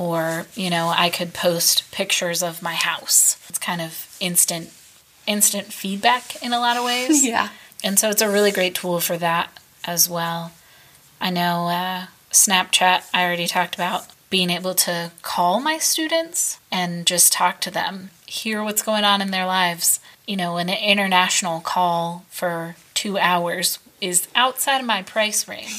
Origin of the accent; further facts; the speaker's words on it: United States; as an American